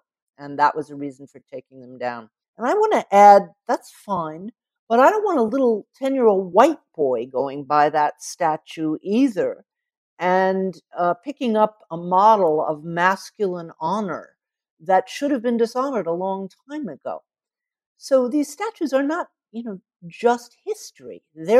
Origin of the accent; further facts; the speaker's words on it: the South, United States; But I didn't know that, and I grew up in the South.